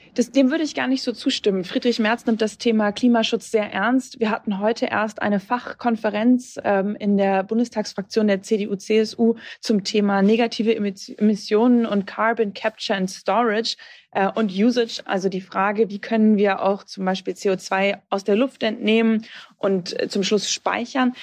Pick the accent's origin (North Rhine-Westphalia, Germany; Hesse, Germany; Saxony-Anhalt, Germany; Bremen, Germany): Bremen, Germany; auf meine Heimat zu kommen, in Bremen